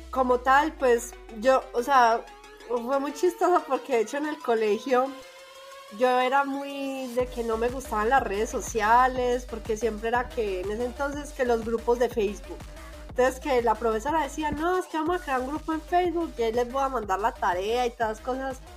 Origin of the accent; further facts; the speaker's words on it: Medellín, Antioquia, Colombia; moved away as an adult; now in Mexico City, Mexico; ella también es de Medellín y ella vivía en un barrio que es vecino de mi barrio.